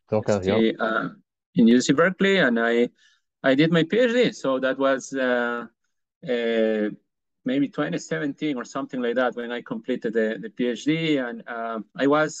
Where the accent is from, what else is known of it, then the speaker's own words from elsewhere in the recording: Peru; moved away as an adult; now in Georgia, United States; I was born in Peru, in South America. So I did my undergrad and also all my entire education